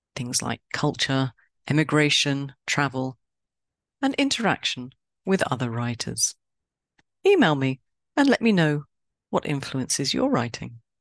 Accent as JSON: {"language": "English", "region": "London", "country": "United Kingdom", "said": "I am a Londoner"}